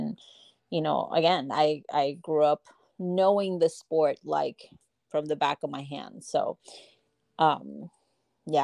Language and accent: English; Puerto Rico; Oh, I miss home so much. I get to go. I try to go, you know, at least once a year. Or every other year. I do have my grandparents there and some family as well. I grew up with softball because my mom was part of the Puerto Rico nati